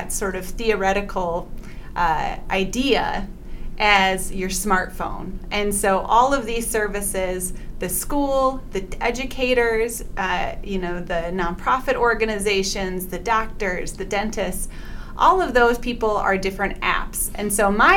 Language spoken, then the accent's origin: English; South Milwaukee, Wisconsin, United States; I grew up in South Milwaukee.